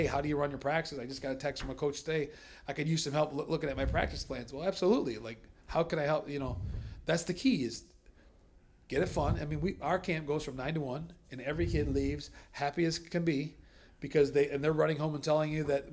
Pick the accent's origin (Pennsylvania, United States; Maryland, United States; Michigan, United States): Michigan, United States; Blue Water area; growing up in the Blue Water area